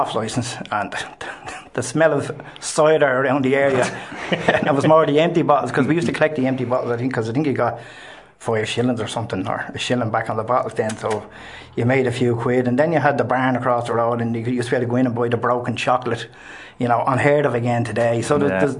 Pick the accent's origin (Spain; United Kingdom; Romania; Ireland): Ireland; Dublin, Leinster; I was born in Milltown, Columbanus, and the ground overlooked, our housing estate just basically looked overlooked